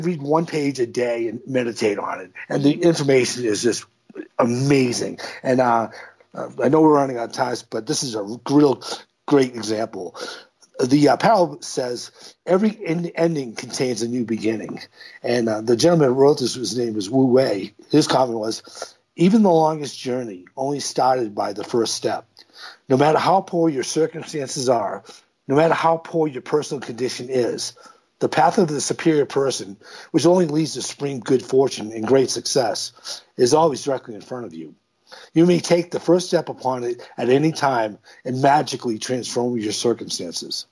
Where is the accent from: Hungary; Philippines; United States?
United States; as an American